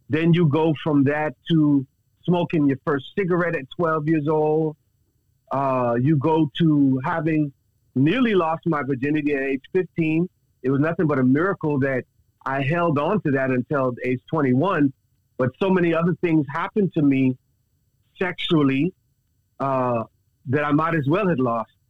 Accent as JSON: {"language": "English", "town": "Dallas", "region": "Texas", "country": "United States", "tie": "born there", "also_born_or_lived": "Bahamas", "said": "I was born in Dallas, Texas. However, however, my mother is born and raised a native of the Bahamas."}